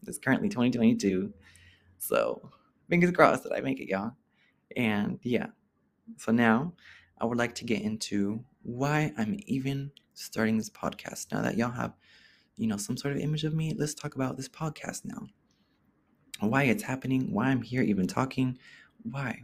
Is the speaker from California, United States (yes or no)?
yes; Oakland, California, United States; growing up in Oakland, being a gay person in Oakland, growing up there as a gay person